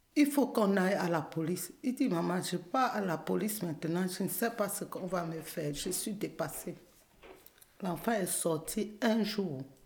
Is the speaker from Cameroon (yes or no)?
yes; Cameroon; moved away as an adult; also born or lived in Edmonton, Canada; now in Montreal, Canada; je suis camerounaise